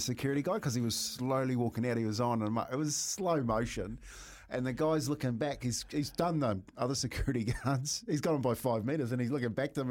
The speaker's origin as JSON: {"language": "English", "town": "Waitara", "region": "Taranaki", "country": "New Zealand", "tie": "born or raised there", "moved": "yes"}